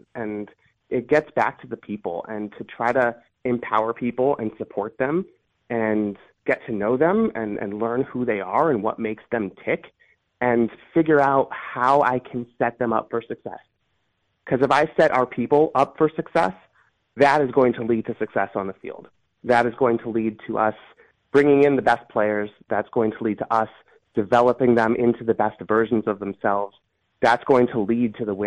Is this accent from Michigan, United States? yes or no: no; Cleveland, Ohio, United States; I grew up in Cleveland in the mid-90s